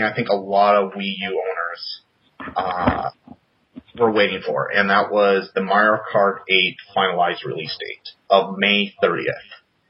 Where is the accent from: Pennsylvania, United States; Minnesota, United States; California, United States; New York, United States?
Minnesota, United States; moved away; I grew up in your very area.